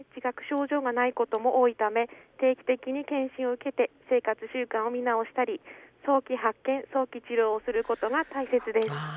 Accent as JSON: {"language": "Japanese", "town": "Gonohe", "region": "Aomori", "country": "Japan", "tie": "born or raised there", "also_born_or_lived": "Hachinohe", "said": "八戸市で生まれ五戸町育ちで高校大学を県内で過ごし"}